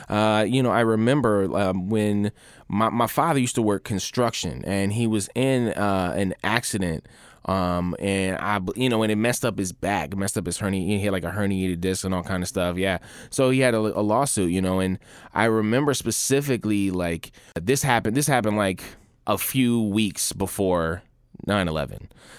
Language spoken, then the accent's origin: English; Kuwait; born there; I was born in Kuwait and I'm Muslim.